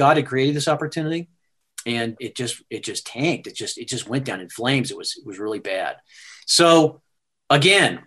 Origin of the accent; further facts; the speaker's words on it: Sparta, Wisconsin, United States; moved away; also born or lived in Davenport, Iowa; my hometown is Sparta, Wisconsin, is where I grew up, and very small town